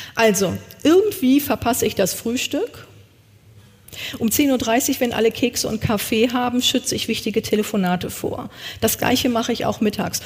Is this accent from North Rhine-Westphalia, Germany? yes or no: yes; East Westphalia-Lippe, North Rhine-Westphalia, Germany; Ich komme aus Ostwestfalen-Lippe